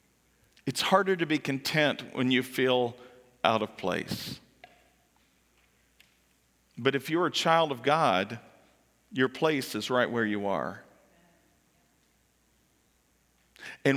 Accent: just south of Lexington, central Kentucky, United States; moved away; I'm from Kentucky, central Kentucky, just south of Lexington

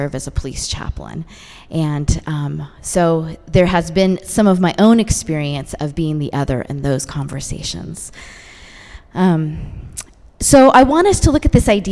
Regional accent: San Francisco Bay Area, California, United States; I grew up in the San Francisco Bay Area.

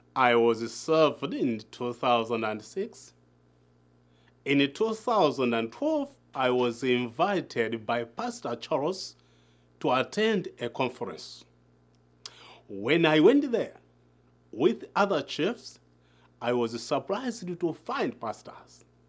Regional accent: Malawi; from Malaa

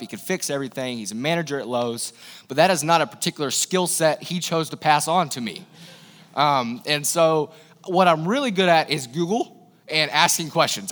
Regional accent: East Tennessee, United States; I'm from the South. I'm from East Tennessee, Bible Belt

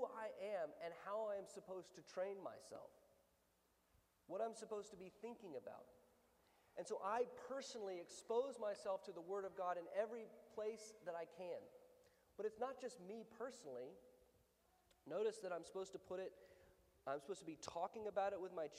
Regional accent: the South, United States; I'm from the South

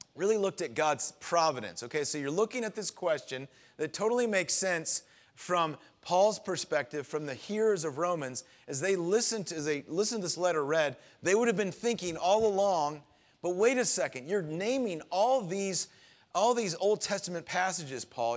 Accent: Florida, United States; moved away; I grew up down in Florida

